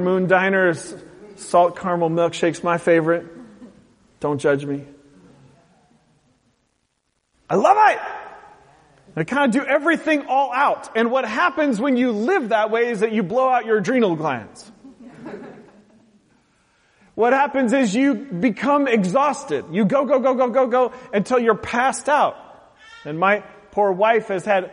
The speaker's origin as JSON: {"language": "English", "area": "the Northwest", "region": "Pacific Northwest", "country": "United States", "tie": "born or raised there", "said": "grown up in the Northwest"}